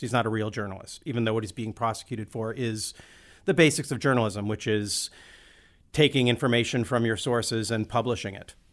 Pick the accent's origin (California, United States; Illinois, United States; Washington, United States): Washington, United States; Olympia; we grew up in Olympia, which is a pretty queer friendly town